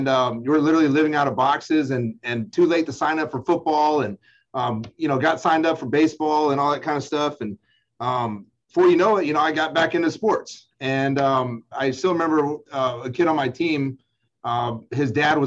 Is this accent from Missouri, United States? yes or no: no; Huntsville, Alabama, United States; I grew up there in Huntsville